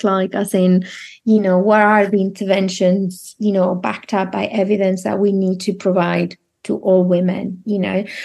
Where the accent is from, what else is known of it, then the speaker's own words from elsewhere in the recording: Spain; now in United Kingdom; I'm from Spain